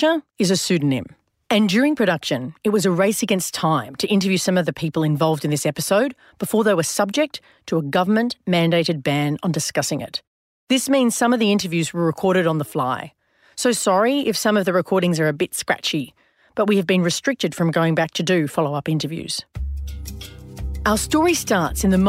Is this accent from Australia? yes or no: yes; Australia; in my home country